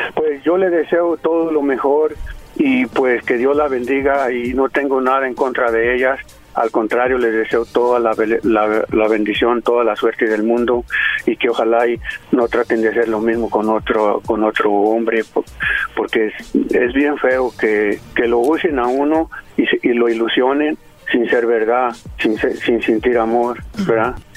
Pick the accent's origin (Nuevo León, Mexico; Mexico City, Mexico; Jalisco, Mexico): Jalisco, Mexico; Yo soy de Jalisco.